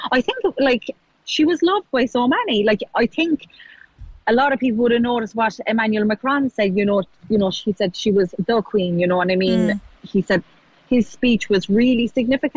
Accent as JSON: {"language": "English", "country": "Ireland", "moved": "yes", "lives_now": "United Kingdom", "said": "I'm Irish"}